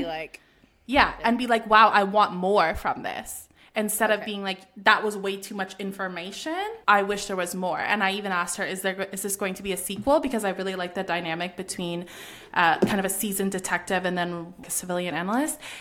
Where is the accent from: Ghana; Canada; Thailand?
Canada; as a Canadian